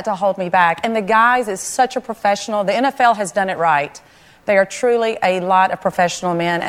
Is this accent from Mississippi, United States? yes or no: yes; Pascagoula, Mississippi, United States; I grew up loving sports in Pascagoula, Mississippi, not too far from New Orleans.